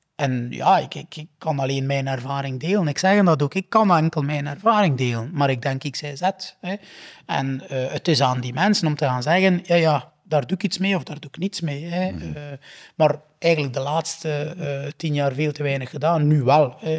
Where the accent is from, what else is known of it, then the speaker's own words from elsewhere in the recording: Flanders, Belgium; also born or lived in United Kingdom; ik als Vlaming